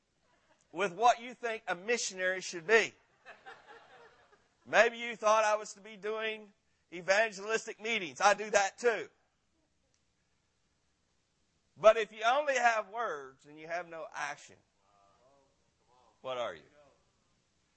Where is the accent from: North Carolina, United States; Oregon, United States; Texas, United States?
Texas, United States; Granbury; I'm from Granbury, Texas